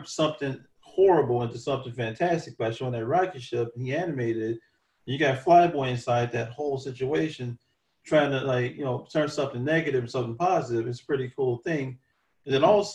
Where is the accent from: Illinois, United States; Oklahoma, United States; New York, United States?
Illinois, United States; Chicago; we are as African-American children and how we grew up in Chicago